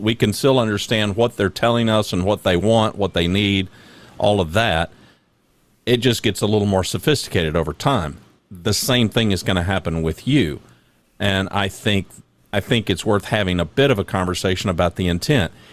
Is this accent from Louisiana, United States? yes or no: yes; Louisiana, United States; also born or lived in Oklahoma; I was born in Oklahoma, but I, I, I, for the most part, grew up in Louisiana